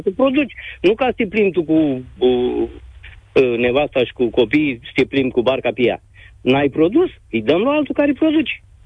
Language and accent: Romanian; Galați, Galați County, Romania; eu sunt din Galați